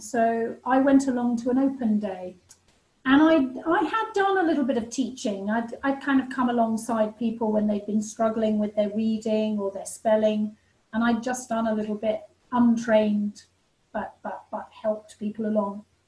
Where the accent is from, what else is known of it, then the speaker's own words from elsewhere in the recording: England, United Kingdom; I came back to England